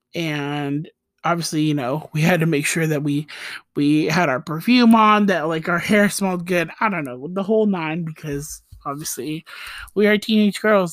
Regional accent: Costa Rica; accent: Costa Rican; my Costa Rican accent

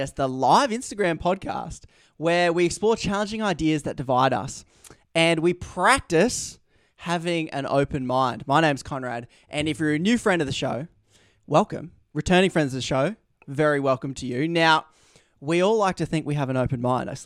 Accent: Australia; my Australian incentives to shorten every word I possibly say

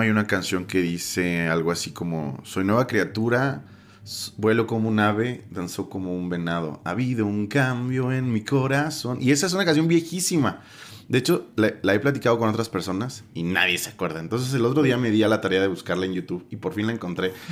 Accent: Mexico; como mexicanos

